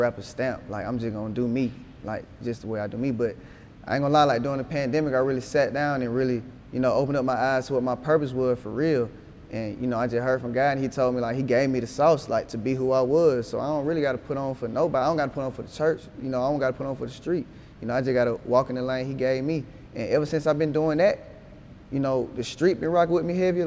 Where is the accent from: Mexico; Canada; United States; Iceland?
United States; Atlanta, Georgia; also born or lived in Decatur, Georgia; growing up in Atlanta